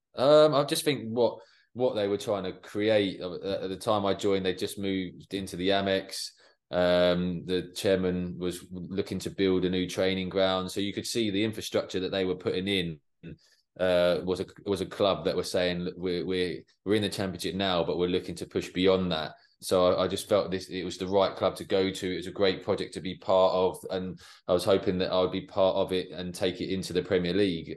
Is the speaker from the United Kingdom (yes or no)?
yes; Watford, East of England, United Kingdom; I was born in Watford, so I was always a Watford supporter